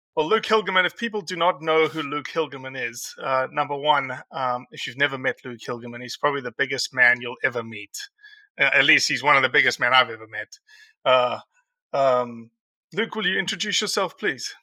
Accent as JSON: {"language": "English", "country": "South Africa", "moved": "yes", "lives_now": "Mississippi, United States", "said": "I'm a South African. I'm not born for the cold."}